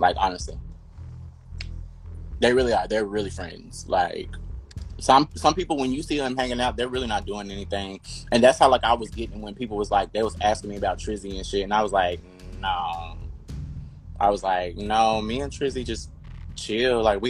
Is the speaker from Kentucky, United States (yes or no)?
yes; Kentucky, United States; now in Los Angeles, United States